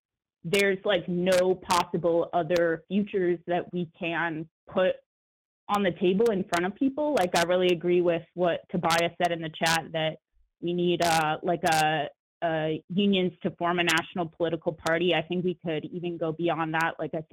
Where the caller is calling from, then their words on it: Oakland, California, United States; Solidarity from Oakland, California. … I work at UPS.